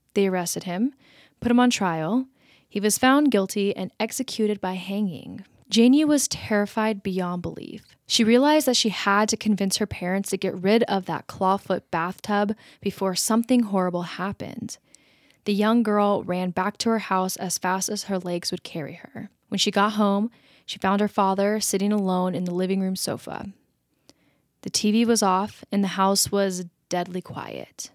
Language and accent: English; United States; accent: American; my American accent